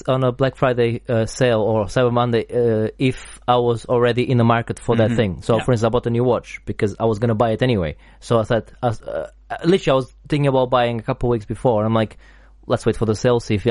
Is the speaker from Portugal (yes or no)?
yes; Portugal; moved away as an adult; I'm from Portugal.